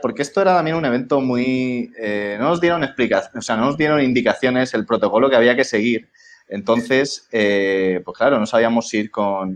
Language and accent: Spanish; Valencian Community, Spain; now in Madrid, Spain; somos valencianos los tres, menos Luis